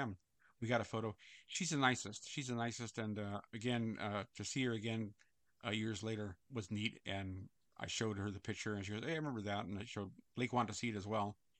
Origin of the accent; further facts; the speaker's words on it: San Francisco, California, United States; I grew up in San Francisco